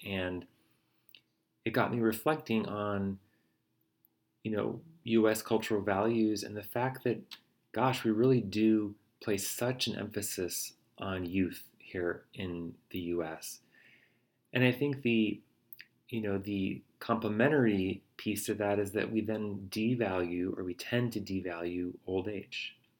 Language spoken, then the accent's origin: English; United States; as an American